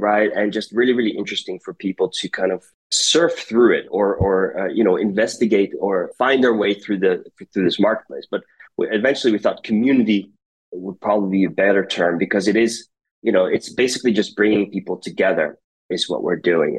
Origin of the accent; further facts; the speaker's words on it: United States; now in Rotterdam, Netherlands; I grew up in the United States. That maybe kind of gives away my accent